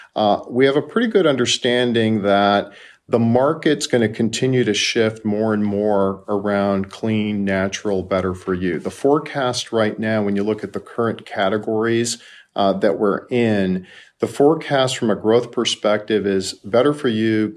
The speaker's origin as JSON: {"language": "English", "town": "Chicago", "region": "Illinois", "country": "United States", "tie": "born or raised there", "moved": "yes", "lives_now": "Playa Vista, California, United States", "said": "I'm a native Chicagoan"}